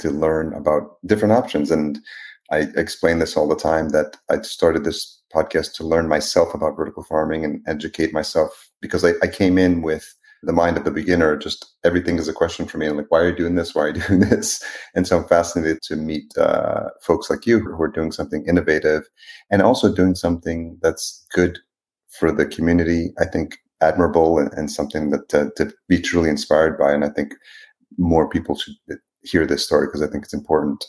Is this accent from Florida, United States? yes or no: no; New York, United States; now in Minneapolis, United States; I live in Minneapolis now, but I grew up in New York